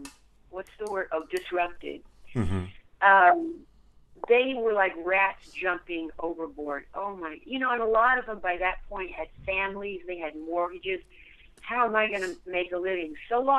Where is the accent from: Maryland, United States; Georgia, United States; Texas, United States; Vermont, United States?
Texas, United States; my home state, Texas